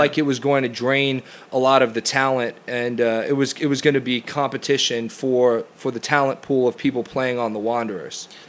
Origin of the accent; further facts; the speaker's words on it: United States; moved away as an adult; the sort of soccer environment that I grew up in in the United States